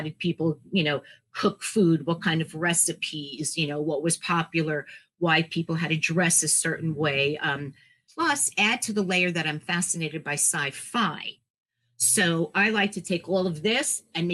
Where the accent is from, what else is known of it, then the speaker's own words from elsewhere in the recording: New York City, New York, United States; I'm a New Yorker, born and raised New Yorker in Queens